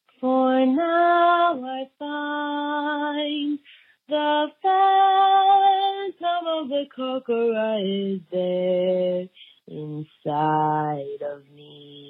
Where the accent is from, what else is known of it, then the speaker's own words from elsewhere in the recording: Washington, United States; I'm from Washington State